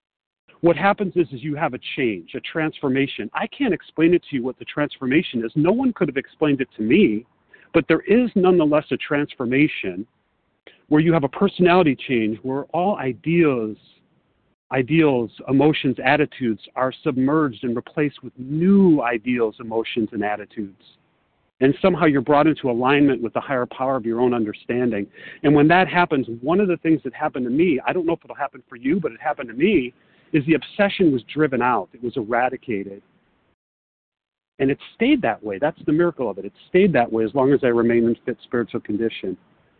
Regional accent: Chicago, Illinois, United States; also born or lived in Los Angeles; I'm from Chicago, but I'm calling from Los Angeles

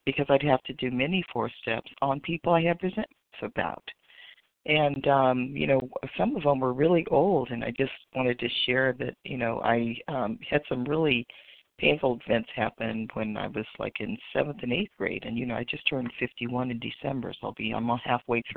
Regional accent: West Coast, United States; I'm actually from the West Coast, but I'm on the East Coast for the next few days

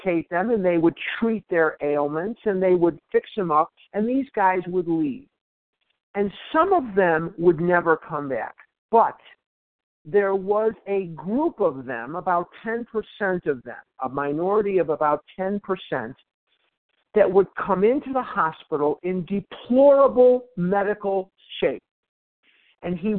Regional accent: Chicago, Illinois, United States; now in Scottsdale, United States; I live in Scottsdale, Arizona, but I was born and raised in Chicago

